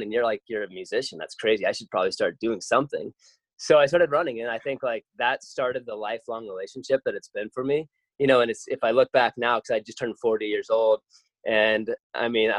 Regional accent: Colorado, United States; I grew up in Colorado, up in the high mountains in the Rocky Mountains

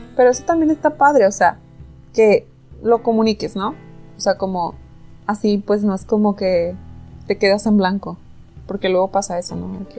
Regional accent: Mexico; somos mexicanos

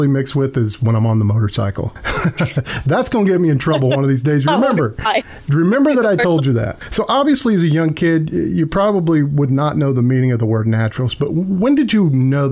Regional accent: Henlawson, West Virginia, United States; I grew up in Henlawson, which is some of you might know is a little community that's right across the river from Chief Logan State Park

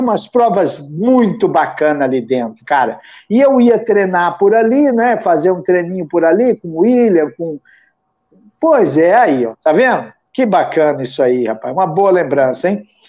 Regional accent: interior of Paraná, Brazil; moved away; eu sou do interior do Paraná

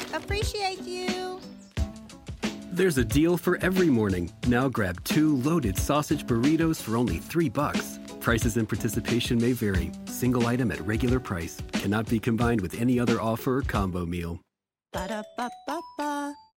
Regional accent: Philadelphia, Pennsylvania, United States; I'm from Philadelphia, as many listeners know. I am from Philadelphia

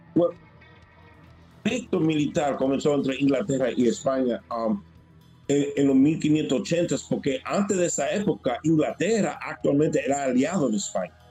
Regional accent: Dominican Republic; soy dominicano de origen uh, español, italiano y libanés

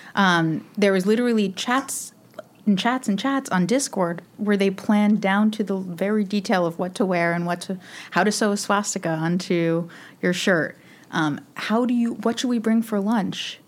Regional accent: New York, United States; I'm a New Yorker

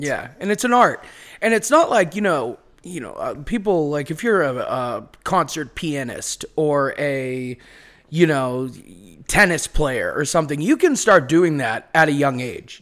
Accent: Beverly, Massachusetts, United States; accent: Boston; moved away as an adult; now in Los Angeles, United States; I'm from Beverly, which is like, uh, Manchester by the Sea

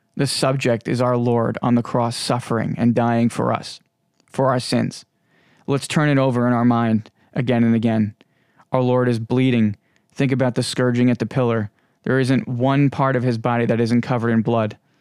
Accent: Long Island, New York, United States; I am from the United States, more specifically Long Island, New York, and I'm sure you might be able to hear it in my voice.

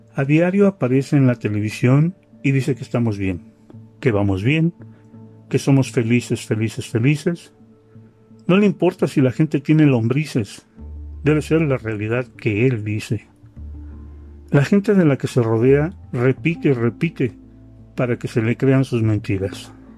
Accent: Mexico; yo soy un ciudadano mexicano que sus impuestos ha pagado

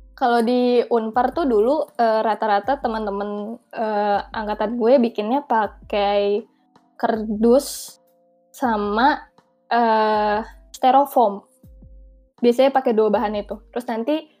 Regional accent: Jakarta, Indonesia; moved away as an adult; now in Bandung, Indonesia; gue anak Jakarta

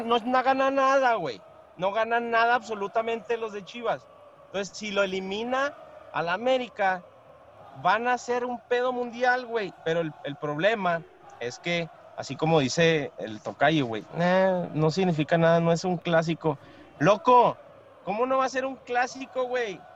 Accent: Mexico; como mexicanos

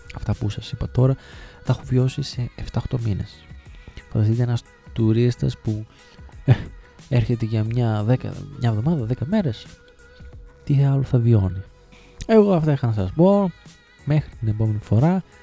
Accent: Thessaloniki, Central Macedonia, Greece; moved away as an adult; also born or lived in Trikala / Sparta / Alexandroupoli; Εγώ γεννήθηκα και μεγάλωσα στη Θεσσαλονίκη και συγκεκριμένα στην ε, Τριανδρία μέχρι τα 17-18 μου χρόνια

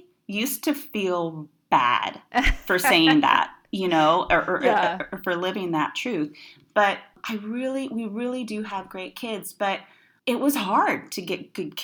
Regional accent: West Coast, United States; now in Los Angeles, United States; I am living in Los Angeles, California. I was born and raised in the West Coast, but kind of lived around the country a little bit because of ministry and all that stuff.

